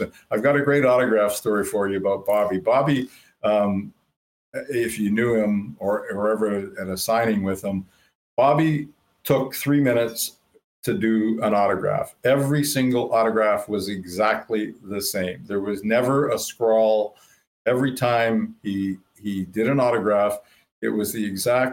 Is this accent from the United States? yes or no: no; Thunder Bay, Ontario, Canada; moved away as an adult; now in Winnipeg, Canada; we grew up in Thunder Bay